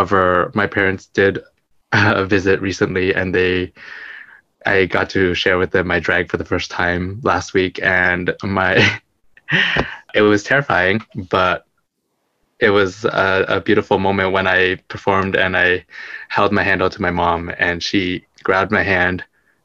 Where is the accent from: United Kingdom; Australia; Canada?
Canada; Ontario; moved away as an adult; I moved away from home from Ontario about 6 years ago